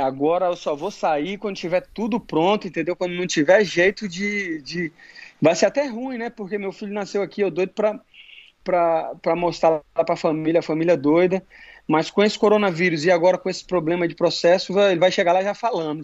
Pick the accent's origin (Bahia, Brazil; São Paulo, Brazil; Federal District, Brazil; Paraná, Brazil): Federal District, Brazil; Brasília; moved away as an adult; now in Florida, United States; nasci em Brasília